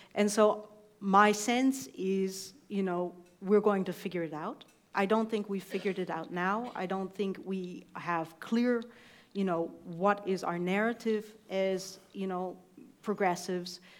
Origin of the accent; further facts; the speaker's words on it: East Coast, United States; also born or lived in Iowa; I was coming from the East Coast